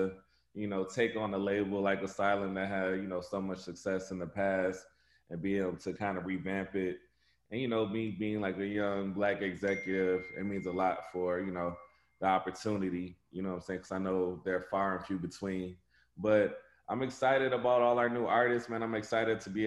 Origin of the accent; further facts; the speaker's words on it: Flint, Michigan, United States; I'm from Flint, Michigan